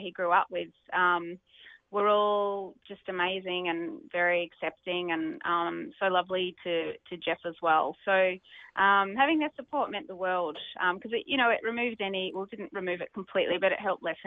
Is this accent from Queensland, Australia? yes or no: no; Melbourne, Victoria, Australia; I grew up in Glen Waverley